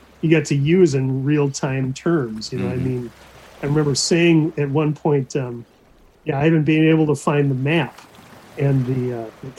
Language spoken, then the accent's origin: English; Anoka, Minnesota, United States; I grew up in Anoka, which is, Anoka is a town that you drive through in order to get to your cabin.